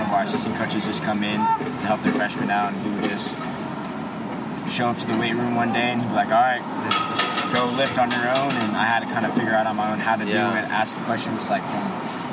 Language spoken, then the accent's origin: English; Torrance, California, United States; Torrance, California, South Torrance